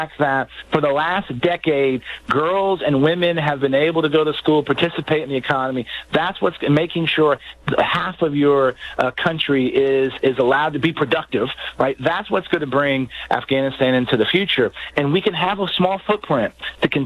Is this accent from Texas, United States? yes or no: yes; San Antonio, Texas, United States; my hometown of San Antonio